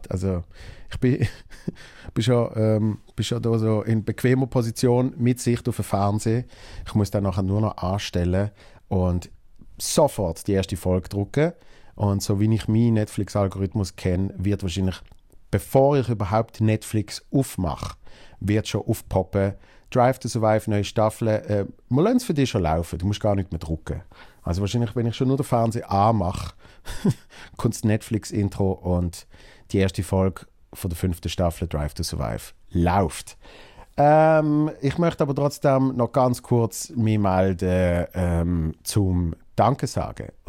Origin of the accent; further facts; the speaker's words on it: Basel, Basel-Stadt, Switzerland; und Basel ist meine Heimatstadt und äh, da geht es logischerweise mega ab